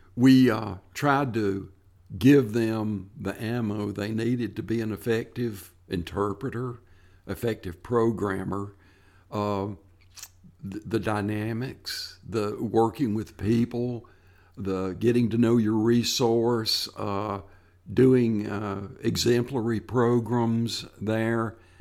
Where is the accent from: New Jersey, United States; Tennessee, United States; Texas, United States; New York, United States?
Tennessee, United States; stay in my home state and work for state parks